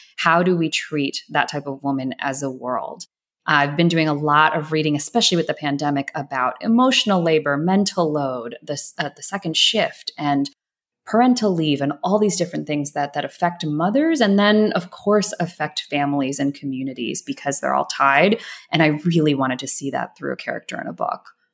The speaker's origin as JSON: {"language": "English", "town": "Atlanta", "region": "Georgia", "country": "United States", "tie": "born or raised there", "said": "I grew up in Atlanta. I grew up in a suburb right outside of Atlanta"}